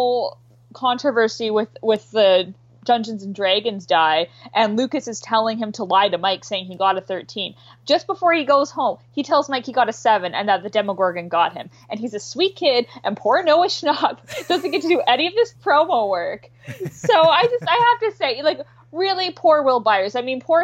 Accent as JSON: {"language": "English", "country": "Canada", "said": "I'm Canadian"}